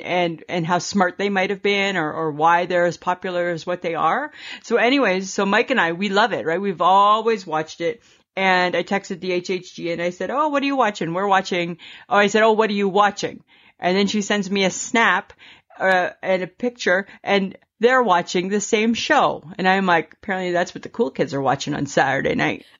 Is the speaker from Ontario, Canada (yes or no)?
yes; Stayner, Ontario, Canada; I grew up with in Stainer, Ontario